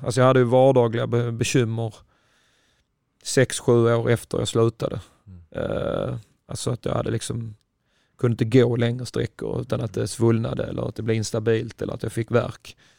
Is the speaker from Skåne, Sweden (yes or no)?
yes; Ystad, Skåne, Sweden; moved away as an adult; also born or lived in Flensburg, Germany / Lund; jag är själv från Ystad